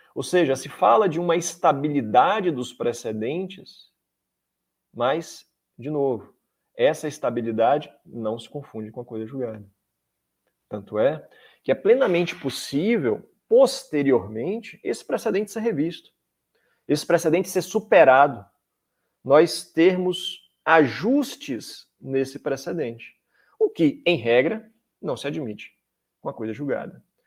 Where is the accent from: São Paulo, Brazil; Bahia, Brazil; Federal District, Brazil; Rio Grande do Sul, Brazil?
Bahia, Brazil; Salvador; moved away as an adult; now in Brasília, Brazil; eu sou baiano, sou de Salvador, Bahia, minha, a minha graduação foi em Salvador